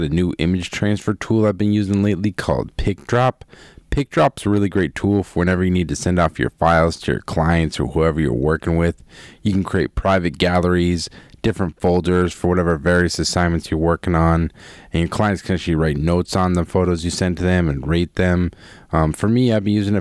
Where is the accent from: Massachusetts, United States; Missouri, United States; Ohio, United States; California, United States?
Massachusetts, United States; Boston; my hometown, no less, Boston